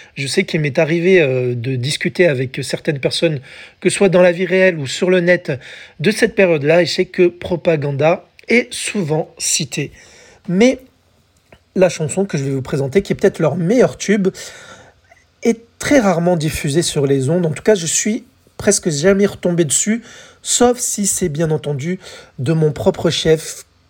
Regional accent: France; chez nous, en France

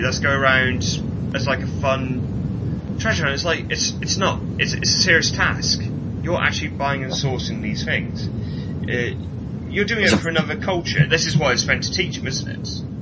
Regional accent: Welsh, Wales, United Kingdom; being Welsh

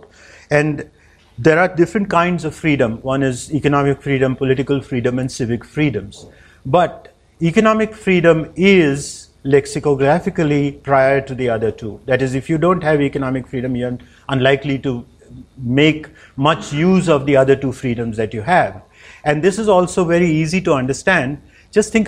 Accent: India; also born or lived in United States; I'm from India. I've lived and born in India. I lived in the US

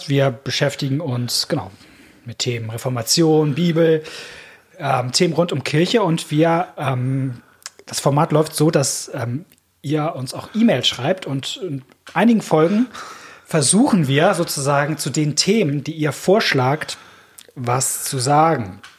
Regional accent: Rhineland, Germany; Auch wenn ich an meine alte Heimatgemeinde im Rheinland denke, saß neben mir eine Frau aus Ostpreußen

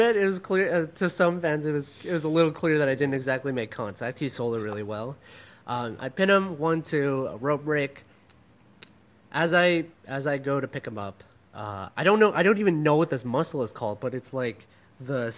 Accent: Canada; now in Philippines; I'm just a Canadian boy out here in the Philippines

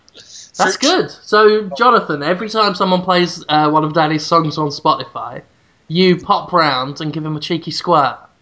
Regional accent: United Kingdom; i'm actually proud of how shit my hometown is it's actually in a book, The Worst Cities in Britain

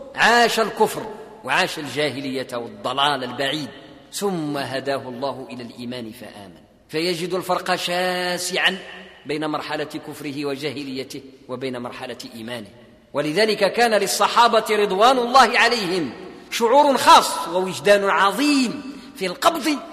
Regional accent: Morocco; عندنا في المغرب

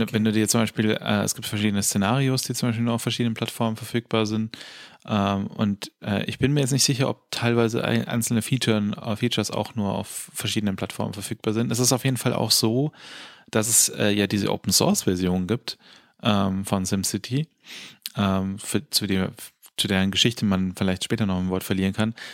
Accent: Germany; als Deutscher

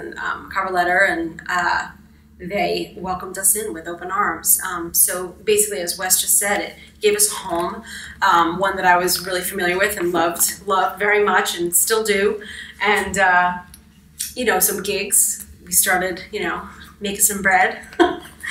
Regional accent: Long Island, New York, United States; moved away as an adult; also born or lived in Boston; now in New York, United States; I'm originally from Long Island

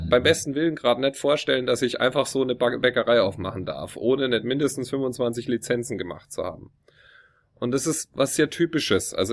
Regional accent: Munich, Bavaria, Germany; wenn ich dann sage Deutschland, dann fragt er mich, ähm, woher aus Deutschland? Dann sage ich, oh, südlicher Teil, Munich, Bavaria.

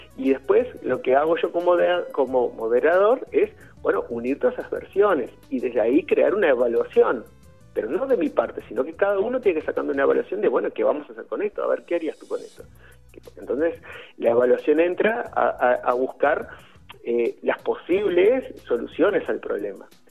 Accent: Uruguay; also born or lived in Madrid; now in Spain; mi infancia en Uruguay

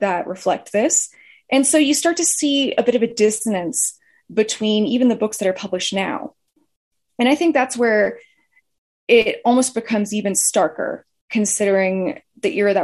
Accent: United States; as an American

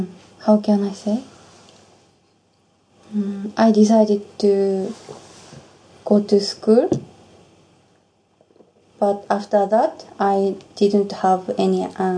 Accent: Iwate, Japan; English is a second language; also born or lived in Omiya, Saitama / Australia; I was born in Iwate, but I lived in Saitama for 6 years.

